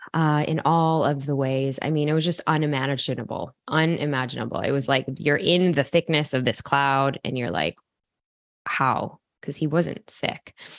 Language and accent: English; Chicago, Illinois, United States; I go to a, a college university in my hometown in Chicago